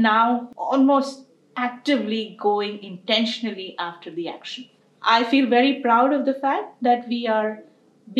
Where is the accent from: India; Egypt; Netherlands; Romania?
India; moved away as an adult; now in United States; I came from India and had been raised in the country with a lot of beautiful values